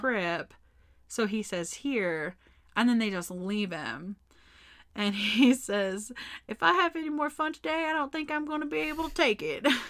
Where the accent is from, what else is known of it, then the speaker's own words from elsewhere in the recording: Texas, United States; I'm from Texas